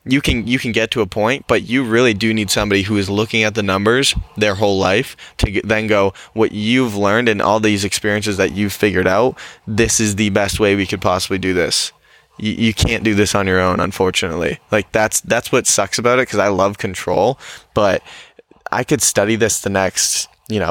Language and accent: English; New Hampshire, United States; growing up in New Hampshire, there's not a lot